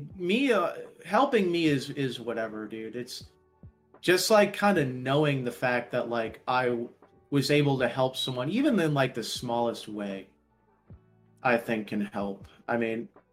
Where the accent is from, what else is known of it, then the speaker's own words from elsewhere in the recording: United States; I'm an American citizen